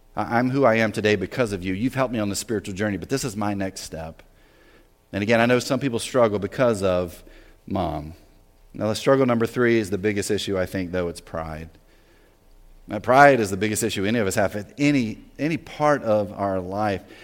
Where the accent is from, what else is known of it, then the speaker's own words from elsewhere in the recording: the South, United States; moved away as an adult; also born or lived in New Jersey; I grew up in the South, right? Very Southern rural area.